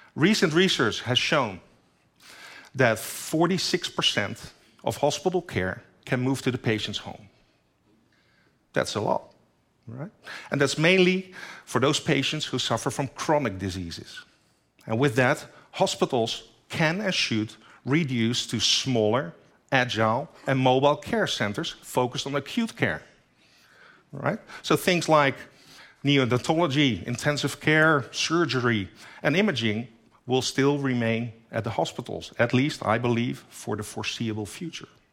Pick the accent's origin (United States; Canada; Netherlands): Netherlands; my home country, the Netherlands, only seventeen million people live there